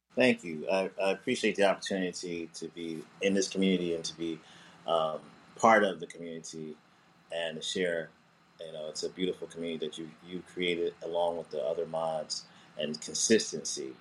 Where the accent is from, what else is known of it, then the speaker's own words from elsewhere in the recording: New Jersey, United States; also born or lived in Montclair, New Jersey / Orange, New Jersey / East Orange, New Jersey / Newark, New Jersey; I grew up in Jersey. I uh, was born in uh, Montclair, uh, New Jersey, and then uh, we lived in Orange and East Orange and then um, I went to high school in Newark